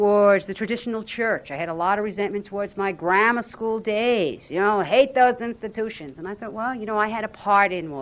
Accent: Jersey City, New Jersey, United States; I grew up in Jersey City

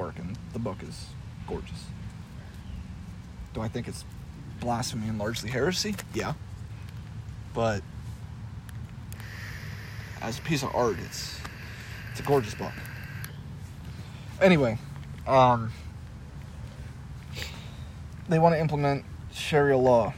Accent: United States; as an American

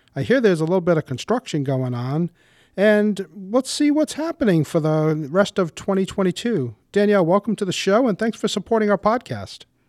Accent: Warwick, Rhode Island, United States; I grew up in Warwick and have been a homeowner for over thirty years in our lovely city

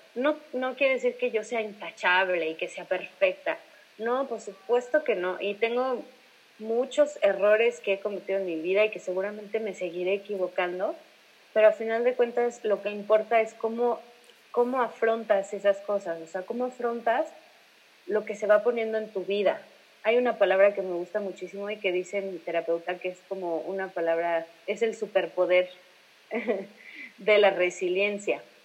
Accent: Irapuato, Guanajuato, Mexico; moved away; yo soy de Irapuato

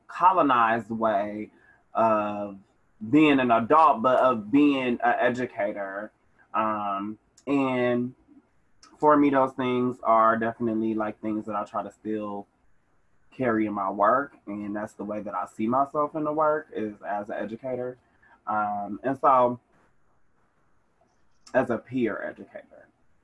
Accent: Milwaukee, Wisconsin, United States; Yeah, I'm from Milwaukee. I've been a resident of Summer Park for 15-ish years.

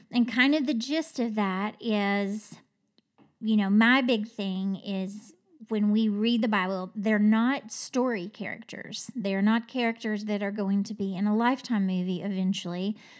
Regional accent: Kentucky, United States; I'm from Kentucky

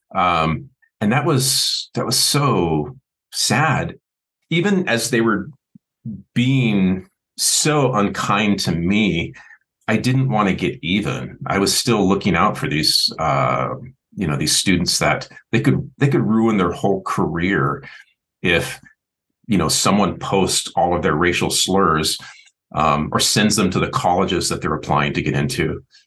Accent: Seattle, Washington, United States; the 80s was easy because that's the era I grew up in in Seattle

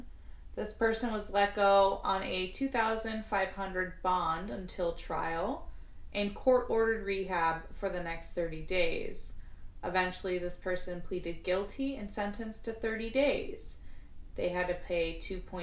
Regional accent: United States

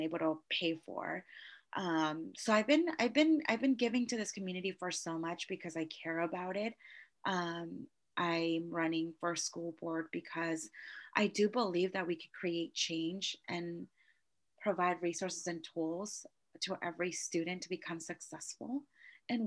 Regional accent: Novato, California, United States; I grew up in Novato

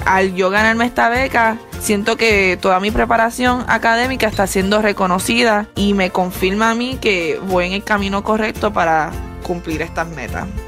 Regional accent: Puerto Rico; now in Arizona, United States; Al ser latina, nacida y criada en Puerto Rico, cuando me mudé a Arizona

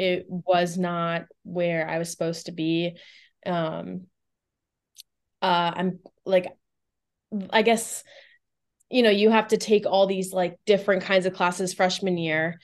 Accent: Boca Raton, Florida, United States; also born or lived in Tampa, Florida; So, I grew up in South Florida, um, specifically, like, Boca Raton, uh, Del Rey area.

